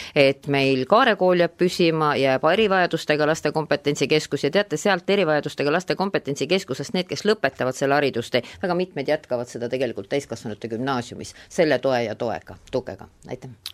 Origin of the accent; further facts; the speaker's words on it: Viljandi, Viljandi County, Estonia; Viljandi on meie mõlema kodulinn